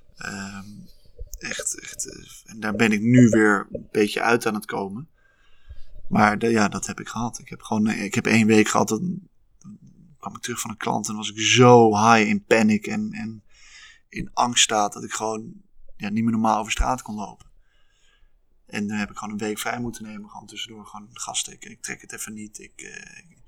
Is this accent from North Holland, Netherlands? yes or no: yes; Haarlem, North Holland, Netherlands; also born or lived in Leiden; ben in Haarlem opgegroeid en toen ben ik uiteindelijk in Leiden beland.